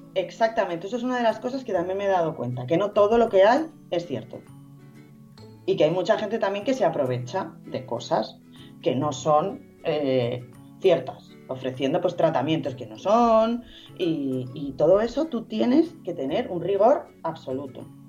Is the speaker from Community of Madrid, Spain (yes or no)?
yes; Madrid, Community of Madrid, Spain; now in Estepona, Spain; yo soy de Madrid, pero bueno, vivo en Estepona